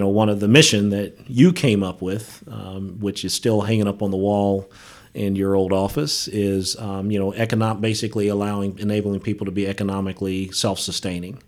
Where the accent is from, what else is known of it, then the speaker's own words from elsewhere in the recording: Dayton, Ohio, United States; moved away; also born or lived in West Virginia; I grew up in Dayton, Ohio